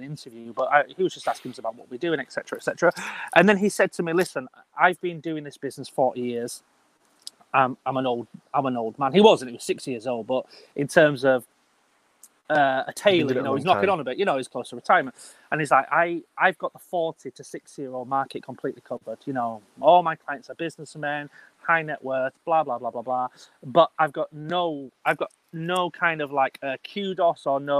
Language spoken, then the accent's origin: English; Bradford, Yorkshire and the Humber, United Kingdom; I'm a boy from Bradford, you know, I'm from up north